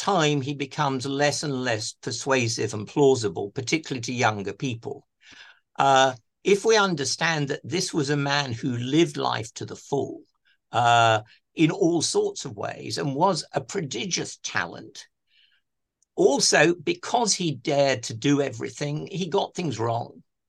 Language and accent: English; South East England, United Kingdom; I grew up in Kent. My parents were very steadfastly working class, sort of, or middle class, lower middle class Tories.